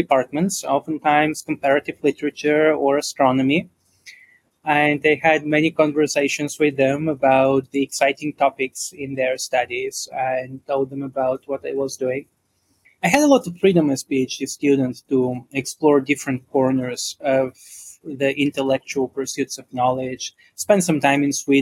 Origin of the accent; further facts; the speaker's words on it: Bulgaria; moved away; I grew up in Bulgaria